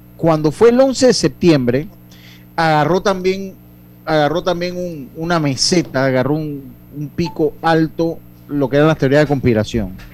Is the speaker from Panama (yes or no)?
yes; Panama; como nosotros estábamos en el virreinato del Perú, nosotros somos otra historia